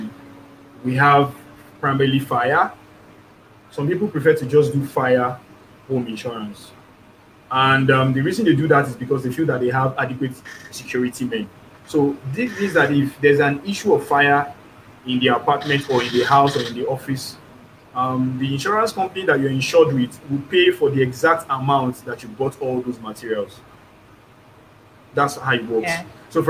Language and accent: English; Nigeria; as a Nigerian